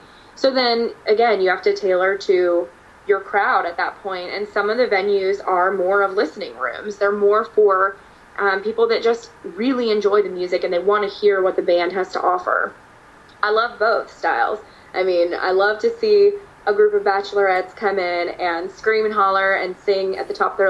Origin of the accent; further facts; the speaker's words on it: East Coast, United States; now in Nashville, United States; I hadn't really seen a lot of cornfields when I moved to Nashville because I grew up on the East Coast. I grew up on the water, so we didn't have that there.